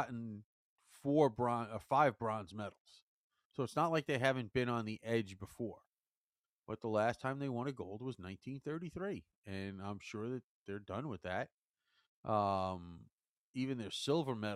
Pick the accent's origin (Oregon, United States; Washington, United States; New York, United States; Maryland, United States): New York, United States; New York City; now in Long Island, United States; I've probably lived here now on Long Island longer than I grew up and lived in Queens